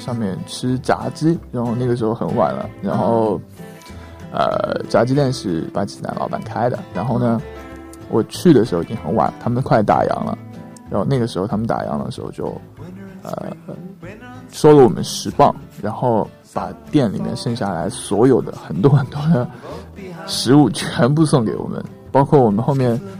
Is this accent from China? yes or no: yes; China; now in Pakistan; 他看到我们是中国人，会多送我们饮料